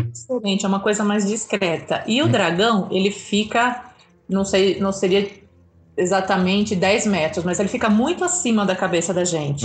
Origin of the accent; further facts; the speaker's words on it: Brazil; você fala que é do Brasil